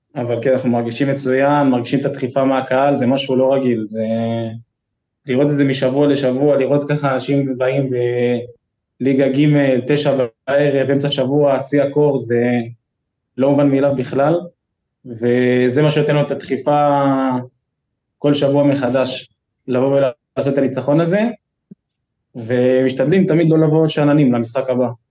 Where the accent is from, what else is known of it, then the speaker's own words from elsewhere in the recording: Kfar Saba, Central District, Israel; אני כל החיים שלי גדלתי בכפר סבא